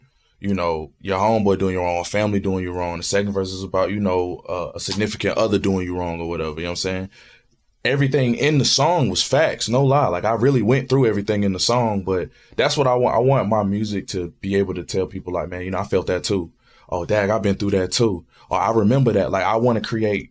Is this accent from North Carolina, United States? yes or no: yes; New Bern, North Carolina, United States; Growing up in North Carolina, man, like, you know, I grew up at 2-5 in New Bern